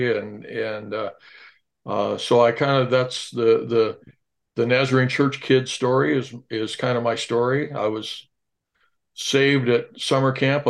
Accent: Pasadena, California, United States; also born or lived in Medford, Oregon; Moved against my will at the age of 6 months. I was raised in Pasadena, California.

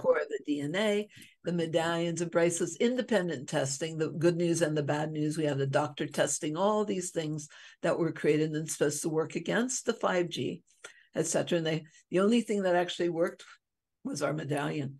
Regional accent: Hawaii, United States; I'm from Hawaii

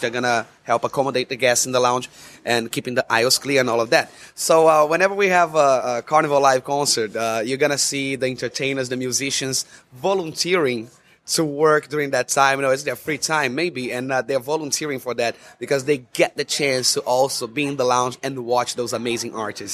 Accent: Rio de Janeiro, Brazil; moved away as an adult; I'm from Rio de Janeiro, Brazil, and where, where I was born and raised.

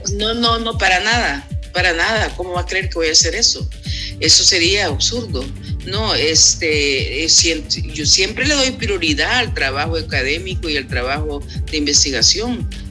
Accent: El Salvador; now in Athens, United States; como mujer latina, salvadoreña

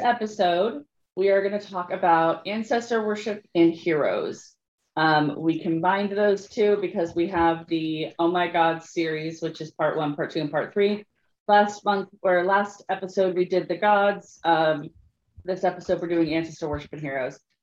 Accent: Northern California, United States; I grew up in Northern California in a, in a town that was very migrant workery

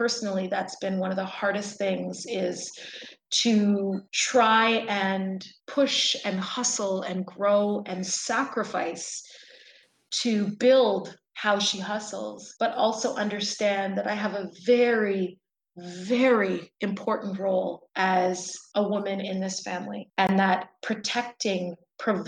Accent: Toronto, Ontario, Canada; first language English; I was born and raised in Toronto

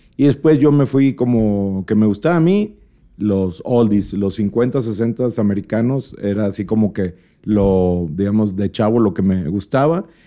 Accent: Monterrey, Nuevo León, Mexico; also born or lived in Mexico City; somos de Monterrey

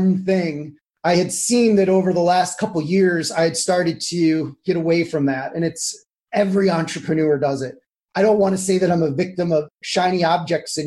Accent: Cleveland, Ohio, United States; also born or lived in San Diego / Washington, D.C.; now in Jackson Township, United States; I grew up in Cleveland, but I left when I was 17

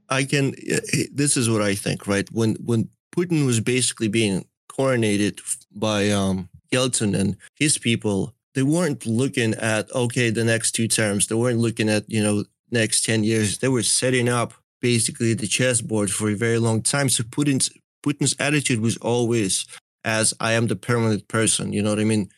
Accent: Belarus; moved away; I grew up partly in Belarus

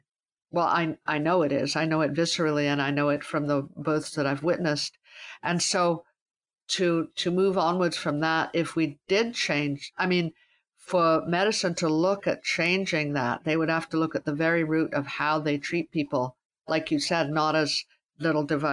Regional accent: Calgary, Alberta, Canada; I grew up in Calgary, Alberta, and my idea of a good time was wandering around the countryside or the mountains

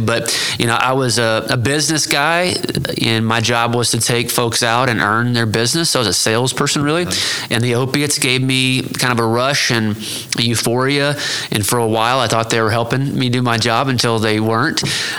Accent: Pryor, Oklahoma, United States; now in Oklahoma City, United States; I'm an Oklahoma guy, born and raised in Pryor, Oklahoma, found my way to Oklahoma City about 15 years ago.

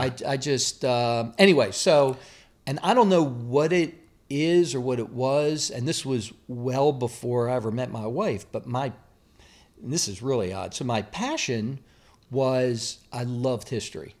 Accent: Baltimore, Maryland, United States; moved away; I grew up in Baltimore

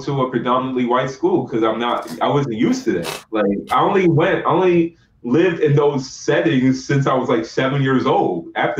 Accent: Fall River, Massachusetts, United States; I'm Nigerian descent, and I grew up in America, and I lived with different races.

